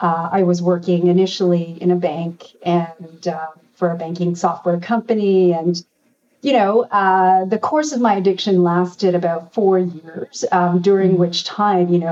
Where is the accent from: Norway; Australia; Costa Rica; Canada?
Canada; I'm from a Korean family. It was very much about becoming a marriageable girl, even though I grew up in Canada